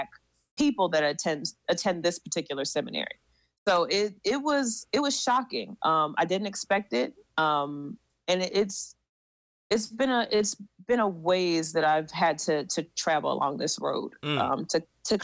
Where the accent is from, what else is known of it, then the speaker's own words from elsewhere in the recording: Philadelphia, Pennsylvania, United States; moved away as an adult; also born or lived in California; I'm originally from Philly, so I looked at schools in my area.